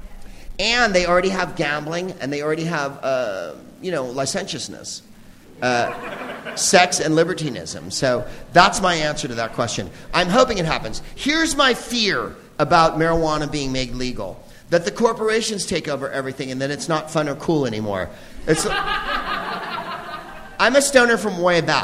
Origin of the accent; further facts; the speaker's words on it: San Francisco, California, United States; I'm from San Francisco in the 80s